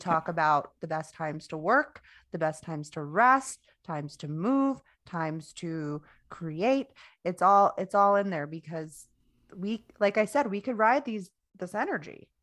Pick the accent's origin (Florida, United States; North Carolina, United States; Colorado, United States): Florida, United States; moved away; I used to live in Florida, so I'm from Florida.